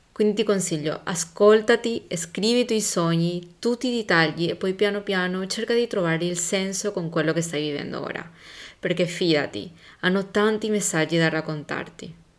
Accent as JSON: {"language": "Italian", "country": "Paraguay", "moved": "yes", "said": "da dove vengo io? Il Paraguay"}